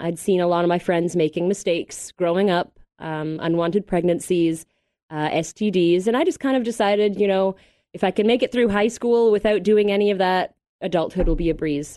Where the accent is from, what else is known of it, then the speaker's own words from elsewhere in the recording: Mississauga, Ontario, Canada; I'm from Toronto originally, Mississauga more specifically